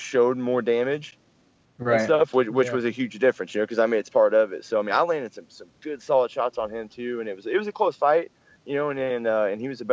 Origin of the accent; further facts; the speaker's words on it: Springfield, Missouri, United States; also born or lived in Dallas, Texas / Kansas City; I moved to Springfield, Missouri about when I was, you know, 3 or 4.